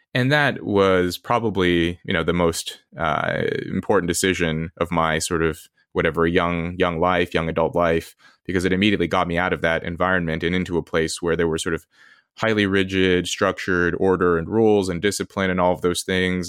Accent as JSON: {"language": "English", "town": "Red Bluff", "region": "California", "country": "United States", "tie": "born or raised there", "also_born_or_lived": "Los Angeles", "said": "I did grow up in L A, I grew up in California, in Red Bluff later"}